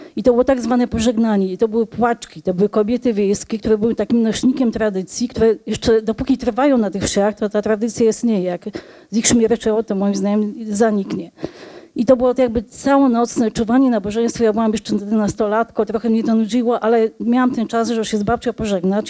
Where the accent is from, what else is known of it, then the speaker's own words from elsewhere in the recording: Polish-Belarusian borderland, Podlaskie Voivodeship, Poland; now in Warsaw, Poland; Ja mieszkam od wielu lat w Warszawie, ale pochodzę z pogranicza